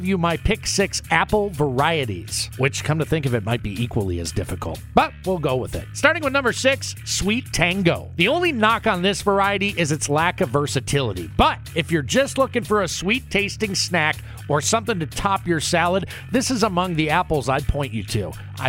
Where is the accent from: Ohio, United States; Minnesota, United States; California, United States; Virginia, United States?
Minnesota, United States; I'm a Minnesota native.